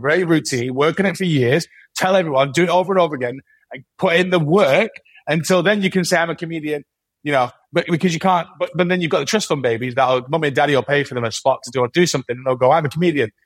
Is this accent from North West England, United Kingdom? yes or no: yes; Manchester, North West England, United Kingdom; accent: Mancunian; I'm very Mancunian